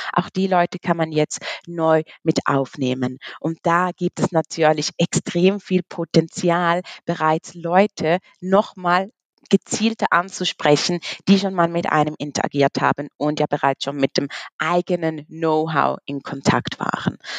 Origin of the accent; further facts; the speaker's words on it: Switzerland; komme aus der wunderschönen Schweiz